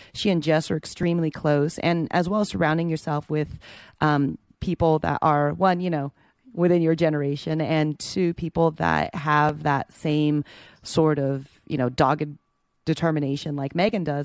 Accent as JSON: {"language": "English", "area": "the Bay Area", "region": "California", "country": "United States", "tie": "born or raised there", "moved": "yes", "said": "I grew up in the Bay"}